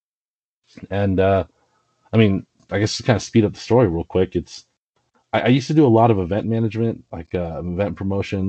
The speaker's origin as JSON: {"language": "English", "town": "Richmond", "region": "Virginia", "country": "United States", "tie": "born or raised there", "moved": "yes", "said": "I grew up outside of Richmond in Virginia"}